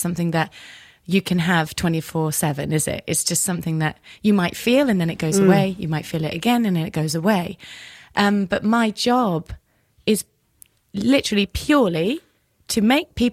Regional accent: England, United Kingdom; now in United States; we as the English

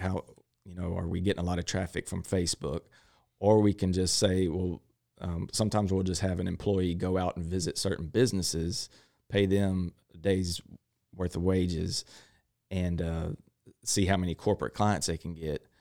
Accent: Crockett, Texas, United States; I grew up in Crockett, uh, Texas

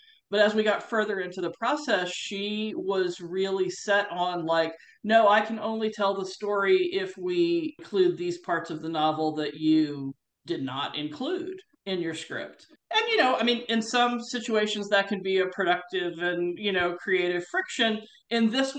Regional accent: United States; being an American who knows Australia and has worked in Australia

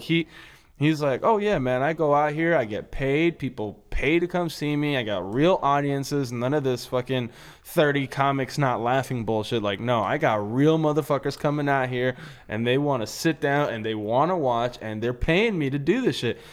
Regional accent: Los Angeles, California, United States; I'm from Los Angeles

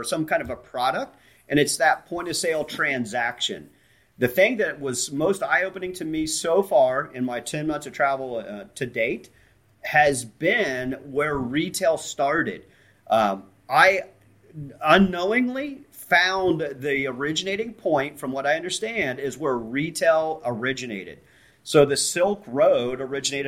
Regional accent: Central Ohio, United States; I'm from Central Ohio

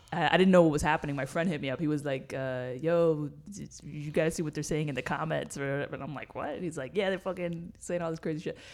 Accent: New York City, New York, United States; moved away; I grew up in New York City.

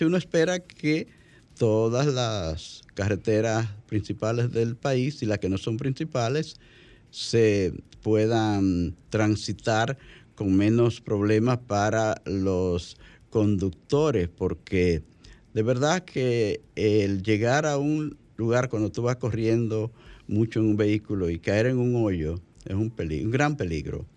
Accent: Santo Cerro, La Vega, Dominican Republic; mi carretera donde yo viví de, niño

